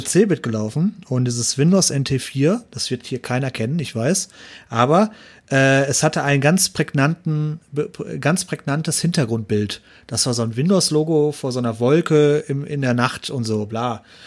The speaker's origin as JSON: {"language": "German", "area": "Ruhr area", "region": "North Rhine-Westphalia", "country": "Germany", "said": "ich komme aus Ruhrpott"}